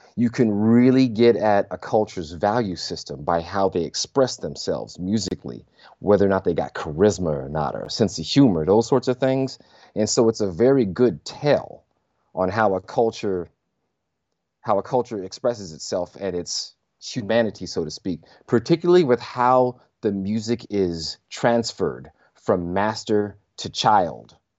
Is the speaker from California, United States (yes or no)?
yes; Southern California, United States; I was raised in California, but my sensibilities, Louisiana